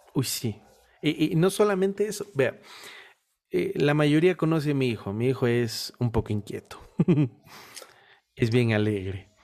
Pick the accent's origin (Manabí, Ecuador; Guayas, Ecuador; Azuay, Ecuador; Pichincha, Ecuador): Guayas, Ecuador; Guayaquil; now in Cuenca, Ecuador; Yo soy de Guayaquil. Vivo en una ciudad llamada Cuenca